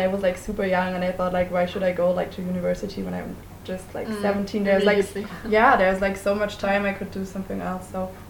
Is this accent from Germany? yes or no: yes; Hesse, Germany; also from Germany, and 18 years old.